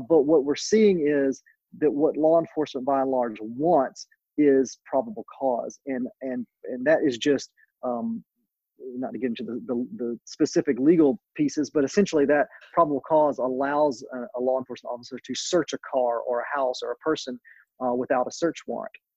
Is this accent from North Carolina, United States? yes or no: yes; North Carolina, United States; my home state of North Carolina